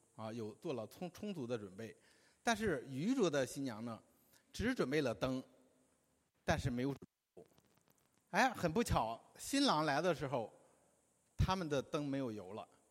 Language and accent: Chinese; China; 我们中国人的婚礼呢， 在很多地方都是大同小异的